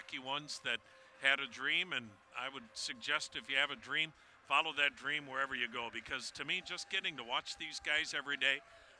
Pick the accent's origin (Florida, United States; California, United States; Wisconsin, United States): Wisconsin, United States; moved away; I grew up on a dairy farm in Wisconsin, and I couldn't imagine even living in a city, much less getting off a dairy farm.